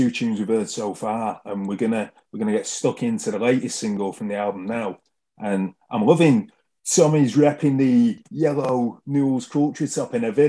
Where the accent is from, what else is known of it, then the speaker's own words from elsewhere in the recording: Manchester, North West England, United Kingdom; Into Manchester, yes. My hometown.